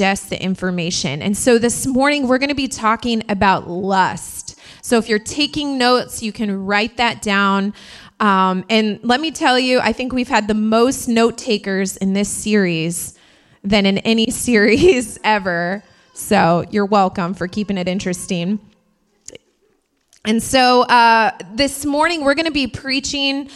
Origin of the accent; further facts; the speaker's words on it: Indiana, United States; now in New York, United States; I'm from Indiana, and where I'm from, you thought it was cold here